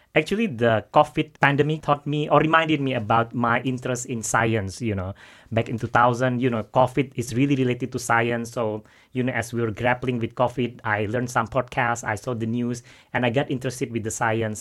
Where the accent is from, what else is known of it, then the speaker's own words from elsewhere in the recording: Jakarta, Indonesia; moved away as an adult; now in London, United Kingdom; I'm from Jakarta